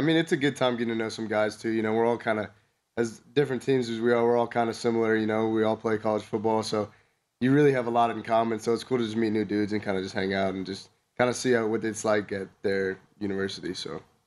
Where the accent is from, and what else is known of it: Southern California, United States; moved away as an adult; now in Wyoming, United States